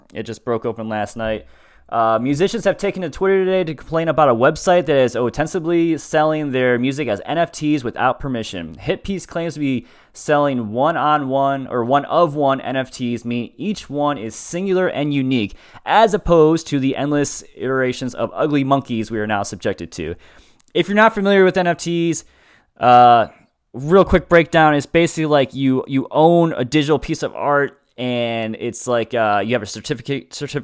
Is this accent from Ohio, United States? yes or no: yes; Cleveland, Ohio, United States; I'm from Cleveland